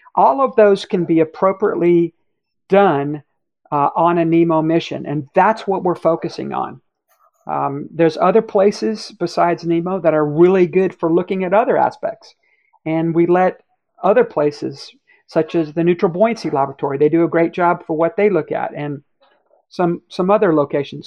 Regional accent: Cocoa Beach, Florida, United States; I grew up in Cocoa Beach, Florida

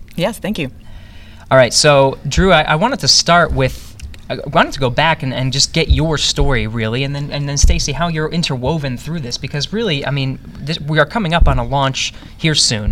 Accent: Cranberry Township, Pennsylvania, United States; Western Pennsylvania for me too, Cranberry Township

